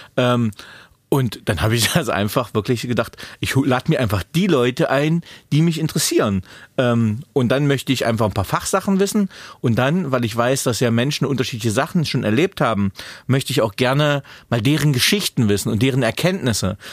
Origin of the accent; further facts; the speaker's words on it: Magdeburg, Saxony-Anhalt, Germany; geboren damals in Magdeburg 1981